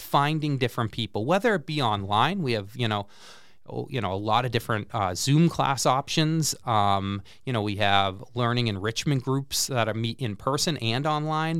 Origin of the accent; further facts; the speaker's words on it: Central Massachusetts, United States; moved away as an adult; now in Peoria, United States; I grew up in Central Mass and went to, uh, Clark University, um, in, uh, Worcester